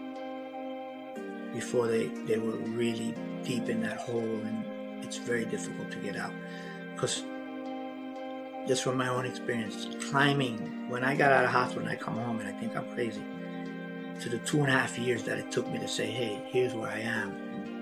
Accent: New York, United States; moved away; also born or lived in Florida; I was born in the South Bronx. From a European mom and a dad that was half indigenous. So growing up in the South Bronx had its challenges

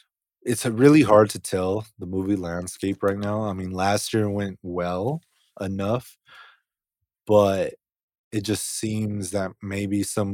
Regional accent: United Kingdom; I'm actually British.

